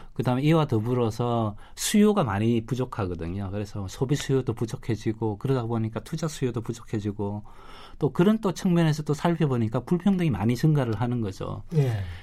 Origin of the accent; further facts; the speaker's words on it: South Korea; 저는 한국 사람이지만